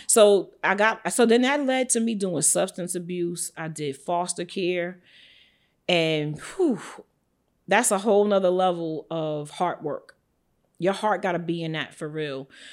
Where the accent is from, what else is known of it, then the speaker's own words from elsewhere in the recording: New York City, New York, United States; moved away as an adult; also born or lived in Atlanta; I'm born and raised in Brooklyn, New York, and Bed Stuy, some of the projects, to be exact